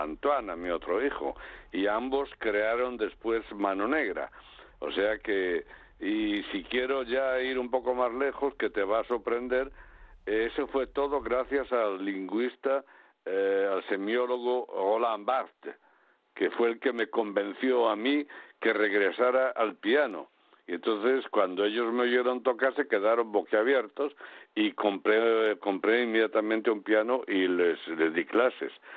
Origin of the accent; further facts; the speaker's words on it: Galicia, Spain; desde que nací en mi casa, en mi pueblo, eh, teníamos un hotel